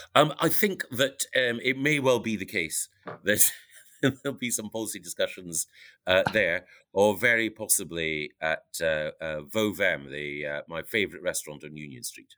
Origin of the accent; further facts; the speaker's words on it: Aberdeen, Scotland, United Kingdom; growing up in Aberdeen, you've got a very real sense